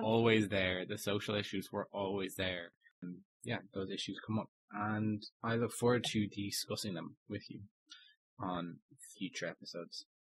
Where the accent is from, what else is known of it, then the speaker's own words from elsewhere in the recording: Ireland; as an Irishman